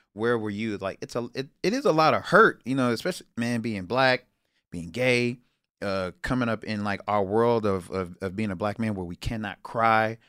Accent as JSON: {"language": "English", "town": "Houston", "region": "Texas", "country": "United States", "moved": "yes", "said": "I'm from Houston"}